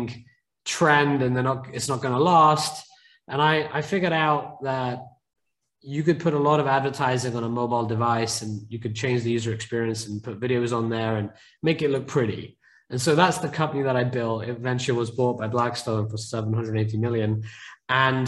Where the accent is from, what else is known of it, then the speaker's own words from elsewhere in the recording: United Kingdom; now in San Francisco, United States; my family originally came to the UK, as you can probably tell by my accent. So they were refugees. And I grew up in quite a poor neighborhood